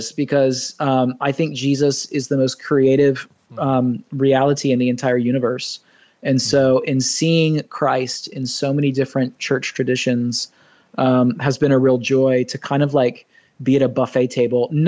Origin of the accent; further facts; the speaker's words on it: Nashville, Tennessee, United States; also born or lived in Michigan / Orlando / Los Angeles / Atlanta; I was born in Michigan, but raised in Nashville and Orlando, planted a church in LA, lived in Atlanta.